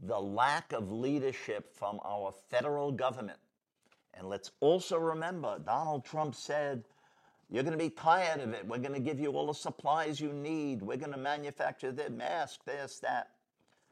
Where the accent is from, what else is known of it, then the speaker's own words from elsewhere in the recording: New York City, New York, United States; I'm from New York City